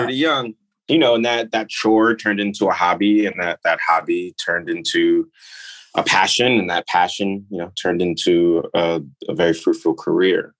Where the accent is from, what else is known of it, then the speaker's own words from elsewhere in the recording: New York, United States; also born or lived in Nigeria; I grew up in New York